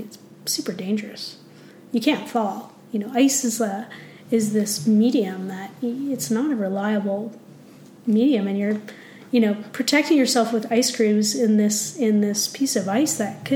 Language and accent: English; Ontario, Canada; moved away as an adult; now in Canmore, Canada; I grew up in Ontario